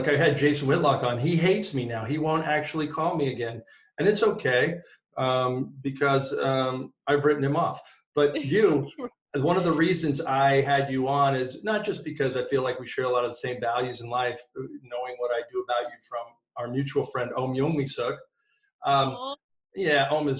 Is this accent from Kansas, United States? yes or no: no; Ewa Beach, Hawaii, United States; You're growing up in Hawaii, I'm really familiar with sort of that culture. And, you know, in my little community of Eva Beach, I was a minority